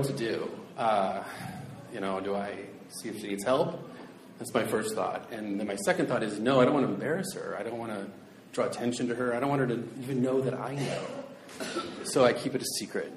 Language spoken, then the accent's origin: English; Seattle, Washington, United States; I'm from South Seattle, and Chinese food's a real big deal in South Seattle.